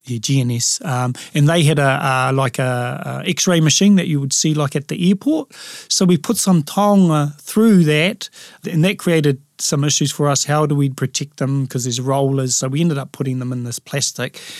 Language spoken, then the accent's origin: English; Lower Hutt, Wellington, New Zealand; Being a urban Māori, growing up in Lower Hutt, I always knew I was Māori